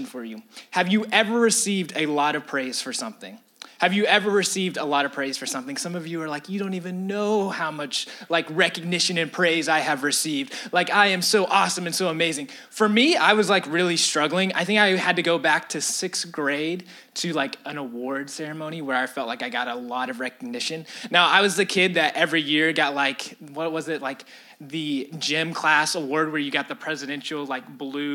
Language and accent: English; Atlanta, Georgia, United States; I'm from Atlanta. I love my city.